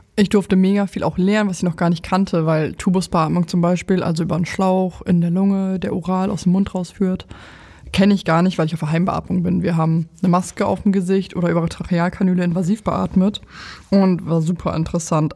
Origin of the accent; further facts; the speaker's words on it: Lower Saxony, Germany; moved away as an adult; also born or lived in Oldenburg; now in Berlin, Germany; ich komme ja aus Niedersachsen